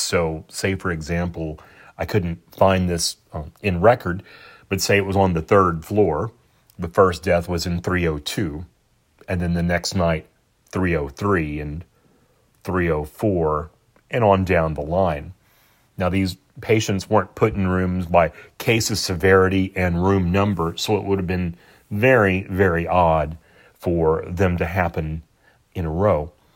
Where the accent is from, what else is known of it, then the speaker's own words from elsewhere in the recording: San Antonio, Texas, United States; Here in my hometown of San Antonio, Texas